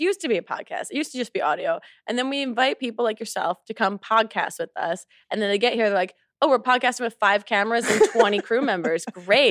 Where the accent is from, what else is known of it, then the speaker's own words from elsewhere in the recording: New Jersey, United States; I'm from New Jersey